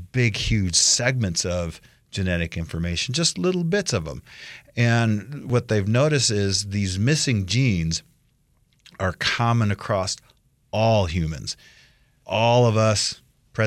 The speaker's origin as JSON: {"language": "English", "region": "Midwest", "country": "United States", "tie": "born or raised there", "moved": "yes", "lives_now": "Idaho, United States", "said": "growing up in the Midwest"}